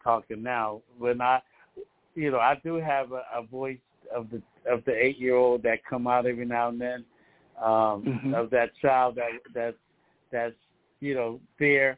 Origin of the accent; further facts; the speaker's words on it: Philadelphia, Pennsylvania, United States; now in Lancaster, United States; I come from Philadelphia, PA.